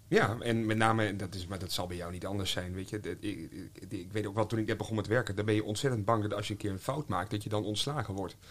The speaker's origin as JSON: {"language": "Dutch", "region": "North Groningen", "country": "Netherlands", "moved": "yes", "lives_now": "Haarlem, Netherlands", "said": "ik kom van het platteland, ik kom van, van Noord-Groningen"}